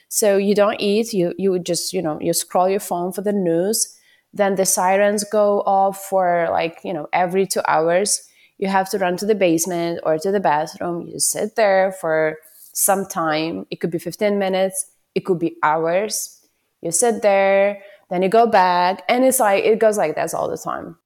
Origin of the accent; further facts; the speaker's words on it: Ukraine; moved away as an adult; I'm from Ukraine.